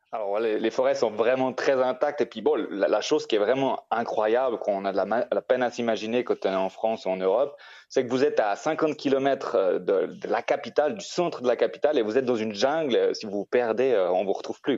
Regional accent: Switzerland; moved away as an adult; now in Costa Rica; j'ai grandi en Suisse

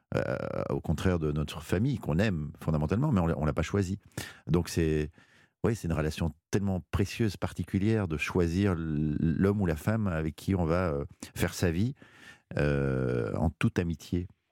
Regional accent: Belgium; c'est ma culture belge

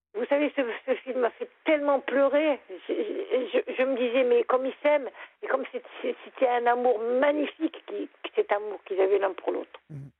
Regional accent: Lorraine, Grand Est, France; also born or lived in near Nancy; now in Lorient, France; moi, je suis Lorraine. J'habitais à côté de Nancy. Mais j'ai émigré pour avoir la mer.

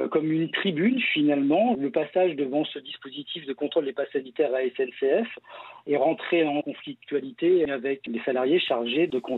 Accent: Centre-Val de Loire, France; que nous, on vient de, la région de la Touraine, donc euh, ces derniers mois, c'était pas

